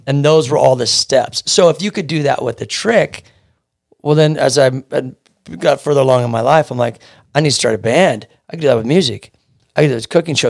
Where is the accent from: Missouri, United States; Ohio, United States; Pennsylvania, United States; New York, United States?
Missouri, United States; Kansas City; moved away as an adult; now in California, United States; I'm from Kansas City, Missouri, born and raised, and I moved out here when I was twenty-seven.